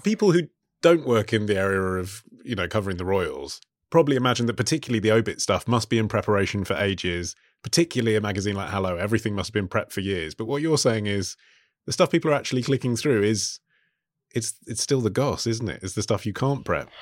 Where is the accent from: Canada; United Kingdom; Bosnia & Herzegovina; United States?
United Kingdom; England; being an Englishman